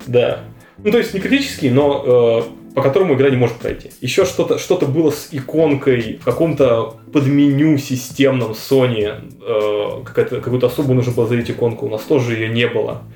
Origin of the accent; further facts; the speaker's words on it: Russia; мы из России